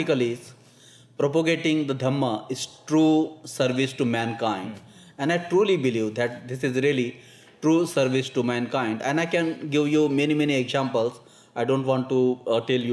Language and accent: English; India; being Indian, working in Indian situation